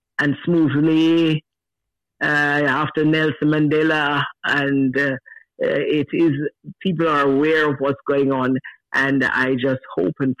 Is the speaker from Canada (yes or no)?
no; Jamaica; moved away; I'm Jamaican